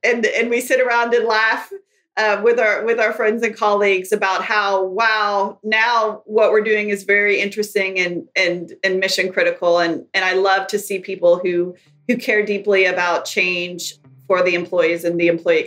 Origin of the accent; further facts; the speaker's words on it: Kentucky, United States; moved away; I grew up in Kentucky, in a small town in Kentucky